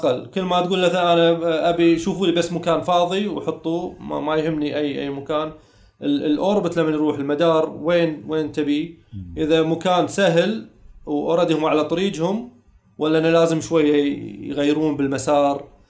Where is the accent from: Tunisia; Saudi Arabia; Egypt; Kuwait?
Kuwait; عندنا في الكويت